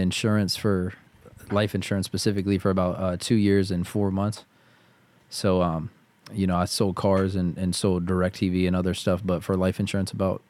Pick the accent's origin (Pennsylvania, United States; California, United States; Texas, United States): Pennsylvania, United States; Pitcairn; So I grew up in Pitcairn, Pennsylvania. So yep. It's a small town, like 30 minutes south of Pittsburgh.